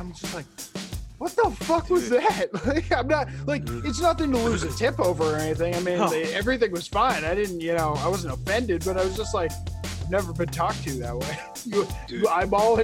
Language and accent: English; New York, United States; I'm from New York